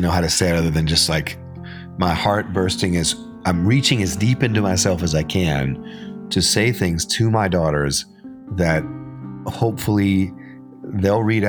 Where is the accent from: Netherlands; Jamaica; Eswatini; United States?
United States; Arkansas; I was born in Arkansas, and I grew up hunting and fishing